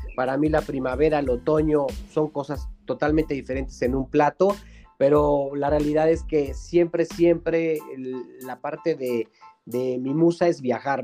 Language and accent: Spanish; Cholula, Puebla, Mexico; also born or lived in Chipilo; en la ciudad que somos originarios. Digo, yo soy orgullosamente cholulteca, con parte ascendente eh, en Chipilo, ¿no? Que son dos ciudades pues muy conocidas de Puebla, pero al fin soy poblano